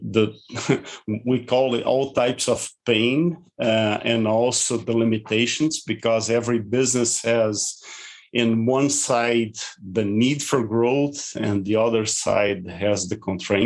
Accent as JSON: {"language": "English", "country": "Brazil", "tie": "born or raised there", "also_born_or_lived": "Porto Alegre", "said": "I'm born and raised in Brazil from European ancestry"}